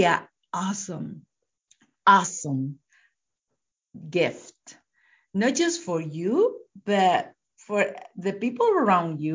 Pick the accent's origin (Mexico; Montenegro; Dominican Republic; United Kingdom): Mexico; now in United States; I live in US, but I am from Mexico.